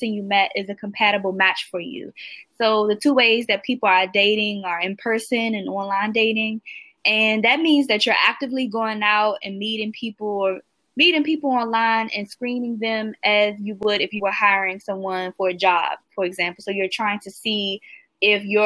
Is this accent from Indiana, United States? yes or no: no; Washington, District of Columbia, United States; I'm from Washington, D.C. in the United States